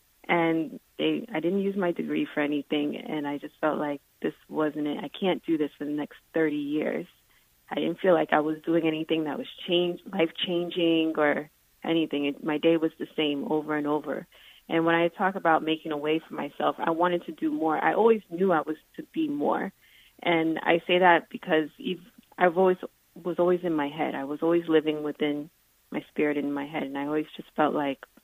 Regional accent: South Florida, United States; I mainly grew up in South Florida.

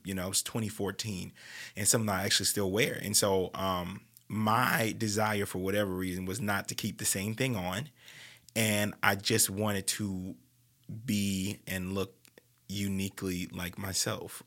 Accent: New Orleans, Louisiana, United States; New Orleans is just like that in general, and, you know, that's my hometown

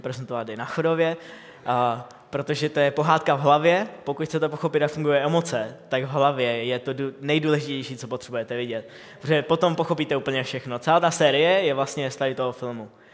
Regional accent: Bohemia, Czechia; u nás v Čechách

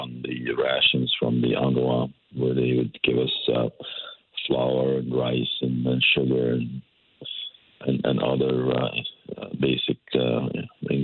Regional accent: West Bank, Palestine; moved away as an adult; now in Connecticut, United States; I was born in the West Bank in 1951 to a Palestinian family who were refugees at the time

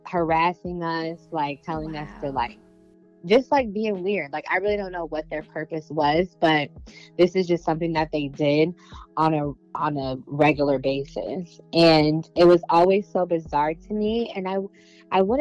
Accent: Detroit, Michigan, United States; growing up in Detroit, Michigan, we were very close-knit

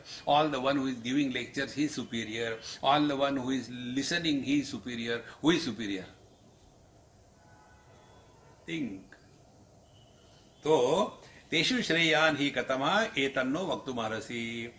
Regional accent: Maharashtra, India; English is a second language; don't underestimate me. I am from Maharashtra. In Maharashtra, everything is Maha.

